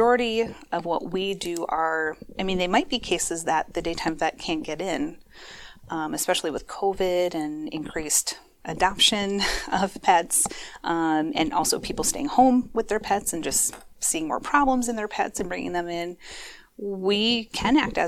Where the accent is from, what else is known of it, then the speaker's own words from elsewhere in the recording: Minneapolis, Minnesota, United States; moved away as an adult; also born or lived in Eau Claire, Wisconsin; I am a Minnesota native. I grew up in the Twin Cities, grew up in Northeast Minneapolis